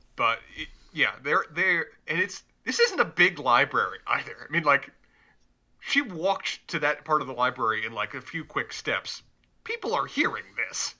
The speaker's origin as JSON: {"language": "English", "town": "Charlotte", "region": "North Carolina", "country": "United States", "accent": "Southern", "said": "I'm from Charlotte, my accent is actually fairly mild when it comes to Southern"}